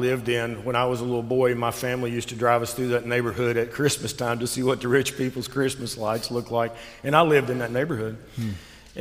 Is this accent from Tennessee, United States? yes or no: yes; Jonesboro, Tennessee, United States; also born or lived in Johnson City, Tennessee / Knoxville, Tennessee / Nashville, Tennessee; I grew up in Northeast Tennessee, a little town called Jonesboro